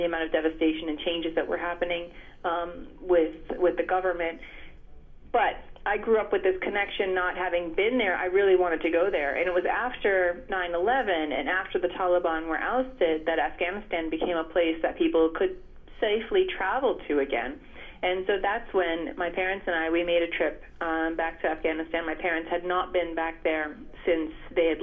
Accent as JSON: {"language": "English", "country": "United States", "tie": "born or raised there", "said": "I was born and raised in the States here"}